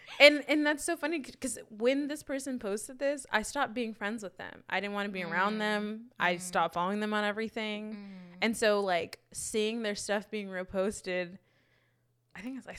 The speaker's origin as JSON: {"language": "English", "town": "Fresno", "region": "California", "country": "United States", "tie": "born or raised there", "also_born_or_lived": "Oakland", "moved": "as an adult", "said": "when I moved to Oakland, I was so quick to adopt that city because I was like, this feels more like home than my own home does. Mm. And I would defend Oakland. Sorry. Mm. Before I would ever defend Fresno."}